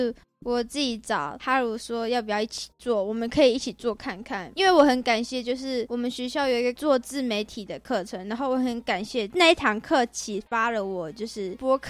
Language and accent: Chinese; Tainan, Taiwan; moved away as an adult; now in Hsinchu, Taiwan; 因为我们在新竹，我租的地方在深山，我们我自己觉得算在深山，因为我自己是台南人，然后我住在平地